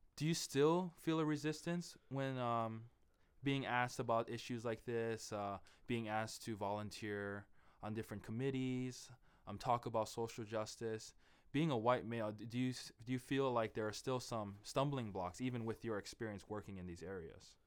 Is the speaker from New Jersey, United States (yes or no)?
no; Hawaii, United States; now in Seattle, United States; the Hawaiian culture, being from Hawaii